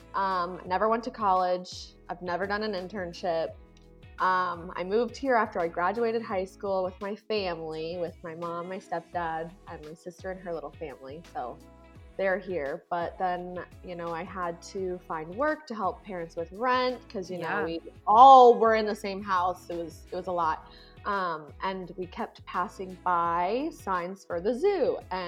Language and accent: English; Alaska, United States; moved away as an adult; now in Arizona, United States; growing up in Alaska